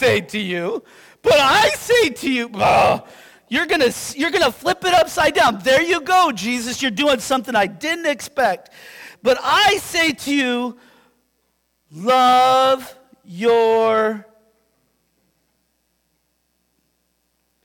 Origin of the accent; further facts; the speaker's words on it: Yakima, Washington, United States; I'm from Yakima.